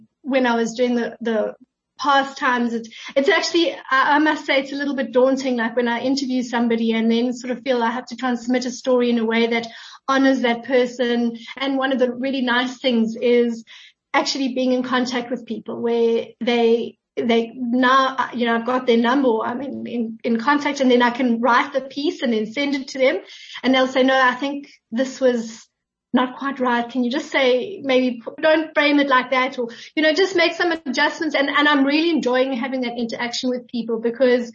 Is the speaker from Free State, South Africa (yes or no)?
no; Pretoria, Gauteng, South Africa; I'm actually originally from Pretoria.